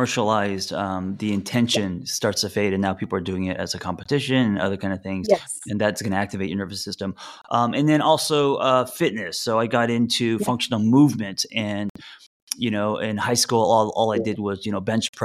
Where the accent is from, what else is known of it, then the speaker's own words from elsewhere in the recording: Los Angeles, California, United States; I grew up here in Los Angeles